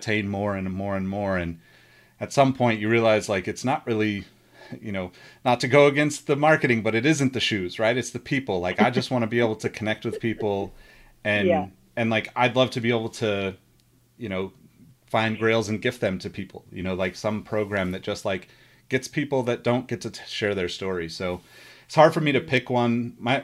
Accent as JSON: {"language": "English", "town": "Sacramento", "region": "California", "country": "United States", "tie": "born or raised there", "said": "because I'm from Sacramento originally"}